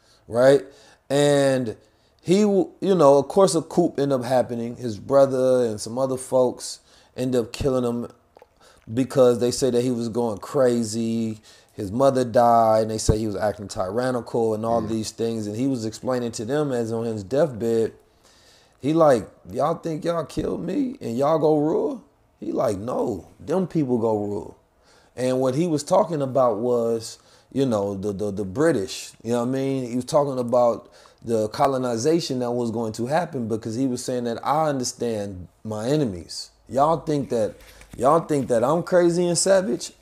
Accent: United States; I am American

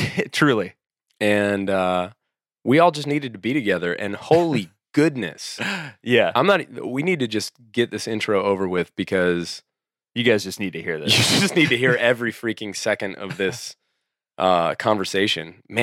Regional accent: Scotland, United Kingdom; We're both Scottish.

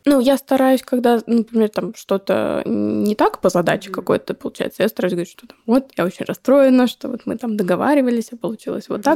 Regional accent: Moscow, Russia; я родилась в Москве, да, это, ну, наверное, лучше, чем в деревне, даже точно, по возможностям. В плане ходила в хорошую школу

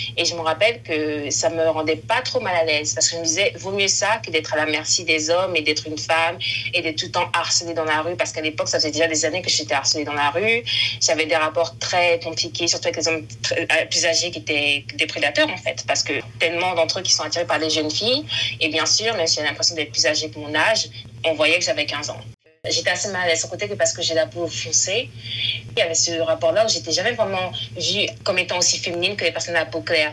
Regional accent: France; je suis ivoirienne née euh, en France.

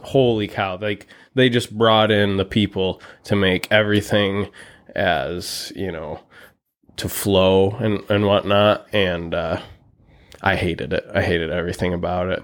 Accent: Muskegon, Michigan, United States; also born or lived in Fremont, Michigan; was born and raised in West Michigan, Muskegon mostly

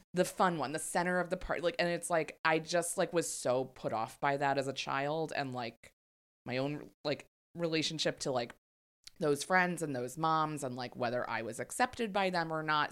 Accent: Maryland, United States; In Maryland, but in, like, a very red area of Maryland

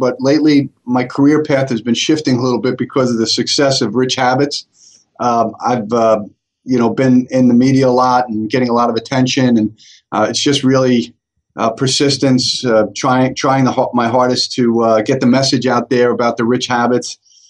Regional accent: Staten Island, New York, United States; I was born and raised in Staten Island, and we came from a very wealthy family.

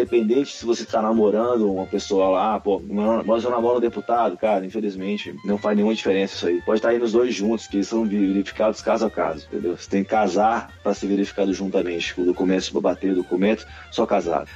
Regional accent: Brasília, Federal District, Brazil; moved away as an adult; also born or lived in El Paso, United States; now in New York, United States; sou de Brasília, capital, e tô morando em Nova York hoje

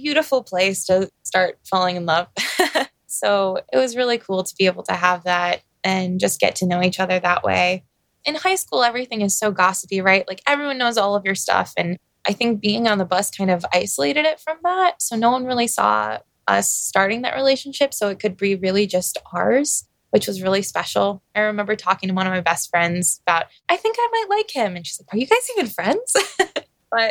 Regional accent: Clarkston, Michigan, United States; first language English; I grew up in Clarkston, which is a very Christian town

